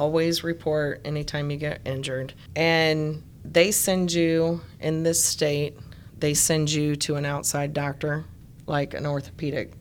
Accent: Ohio, United States; moved away; I'm from Ohio, and they didn't have a lot of resources

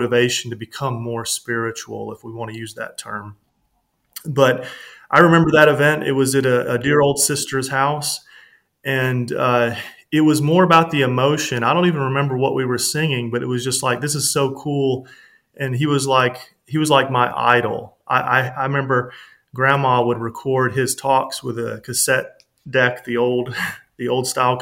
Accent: the South, United States; growing up in the South, it's considered the Bible Belt

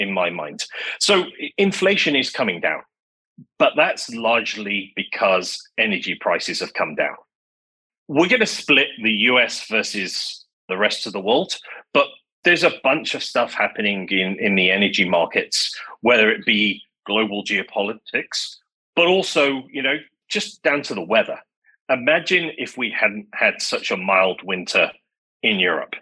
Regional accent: Manchester, North West England, United Kingdom; moved away as an adult; also born or lived in London; I grew up in Manchester in England

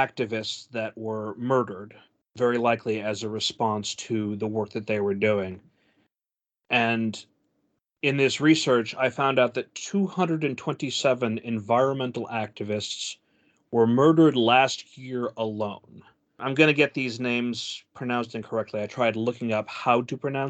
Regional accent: United States; I am an American

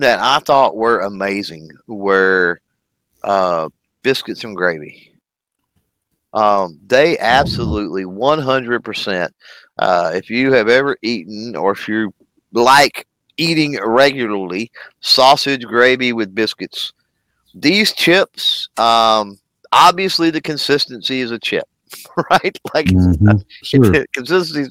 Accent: Texas, United States; So I'm from Texas. I'm from the South

